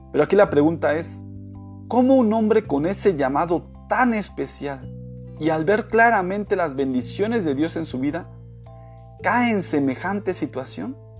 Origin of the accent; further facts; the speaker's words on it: Mexico; moved away; also born or lived in Florida, United States / Michigan, United States / Quintana Roo, Mexico; Después de haber vivido en Estados Unidos 18 años, ahora volví a mi país